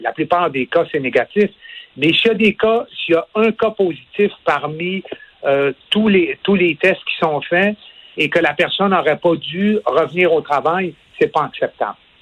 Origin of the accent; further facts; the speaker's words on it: Quebec, Canada; ici, chez nous au Québec